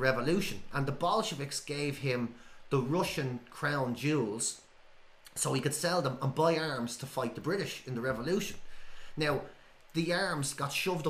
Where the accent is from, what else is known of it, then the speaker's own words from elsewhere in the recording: Dublin, Leinster, Ireland; because I'm from Marina, where Bram Stoker wrote his shit. And so everybody's kind of got this little obsession with Bram Stoker.